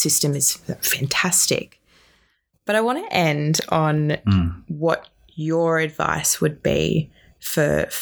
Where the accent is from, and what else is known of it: Newcastle, New South Wales, Australia; born or raised there